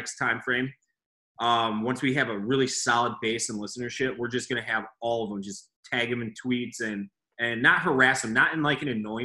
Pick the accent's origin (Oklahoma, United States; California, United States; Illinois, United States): Illinois, United States; Chicago; it's in my blood as a Chicagoan